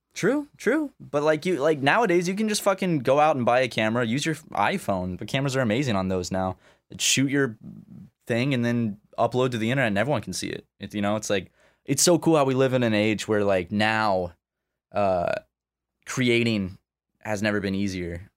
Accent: Charleston, South Carolina, United States; come to my hometown. Come to Charleston

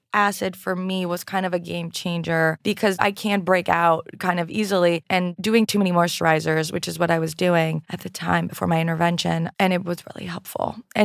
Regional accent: Canada; I'm French-Canadian.

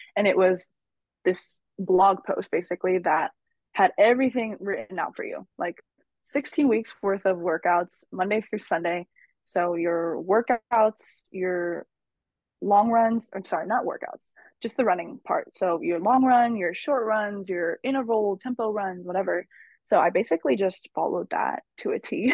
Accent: San Francisco, California, United States; also born or lived in San Jose; I am born and raised in San Francisco. I still live here.

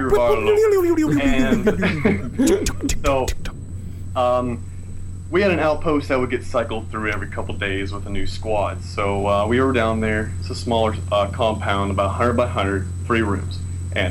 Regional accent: San Diego, California, United States; San Diego, California.

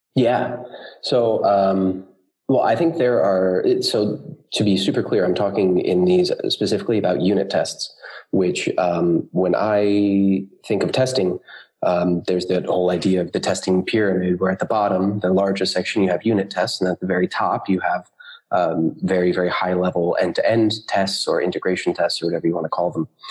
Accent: United States; moved away as an adult; now in Berlin, Germany; I am a developer based in Berlin, although I am American

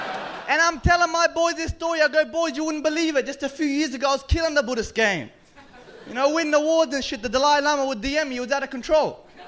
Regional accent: Central Coast, New South Wales, Australia; now in Melbourne, Australia; I'm from the Central Coast. I moved here about a year and a half ago.

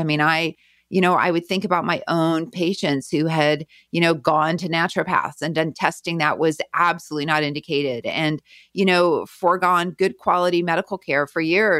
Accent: Winnipeg, Manitoba, Canada; moved away as an adult; also born or lived in Kansas City / Denver; now in California, United States; Yeah, I'm from Winnipeg. I grew up in River Heights for anybody who knows Winnipeg.

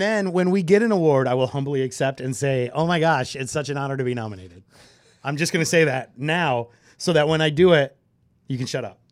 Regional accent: Michigan, United States; I grew up in Michigan and the Lions have always sucked

